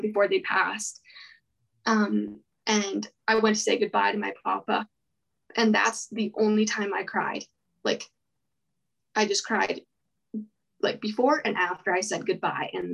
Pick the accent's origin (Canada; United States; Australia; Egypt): Canada; Penticton, British Columbia; I grew up in Penticton